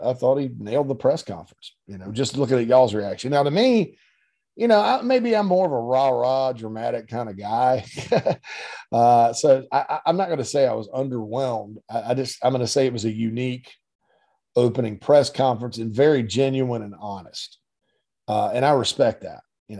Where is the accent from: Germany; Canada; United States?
United States; Spartanburg, South Carolina; Right there in my hometown of Spartanburg, Sparkle City